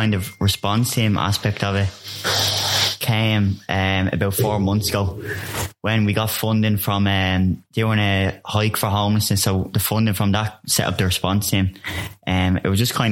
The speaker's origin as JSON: {"language": "English", "town": "Dublin", "region": "Leinster", "country": "Ireland", "tie": "born or raised there", "said": "I come from Donnymead."}